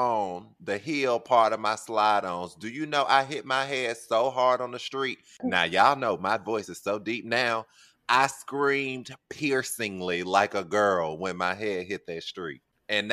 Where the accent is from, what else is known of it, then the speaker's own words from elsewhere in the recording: New York, United States; As a New Yorker